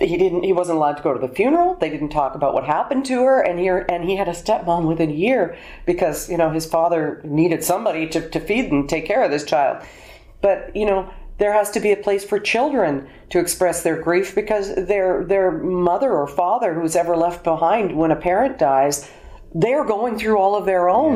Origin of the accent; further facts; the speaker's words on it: Alberta, Canada; moved away; also born or lived in Toronto; I was born in Alberta